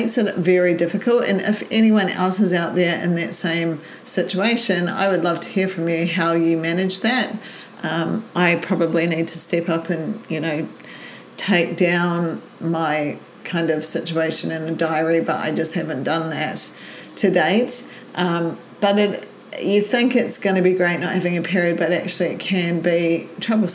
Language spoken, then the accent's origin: English; New Zealand; moved away as an adult; now in Brisbane, Australia; Born in New Zealand and moved to Brisbane when I was 20